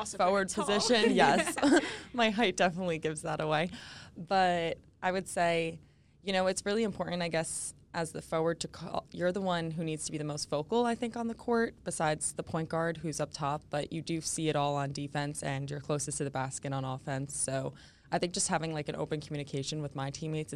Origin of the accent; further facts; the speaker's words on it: New Jersey, United States; moved away; I'm from New Jersey, North Jersey